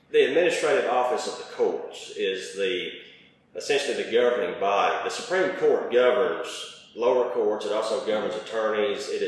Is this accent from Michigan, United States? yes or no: no; Crockett Mills, Tennessee, United States; also born or lived in Haywood County, Tennessee; i have born and raised in Crockett County and lived there essentially all my life up until January 1st of 2021.